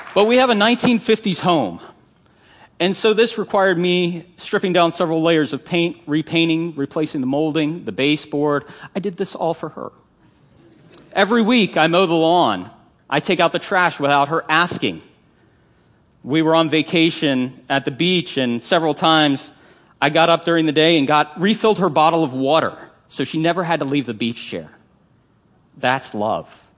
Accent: Northern Virginia, United States; growing up in Northern Virginia

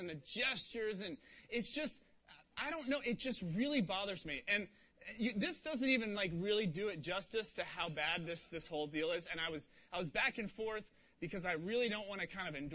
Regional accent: Cincinnati, Ohio, United States; moved away; I grew up in Cincinnati, Ohio

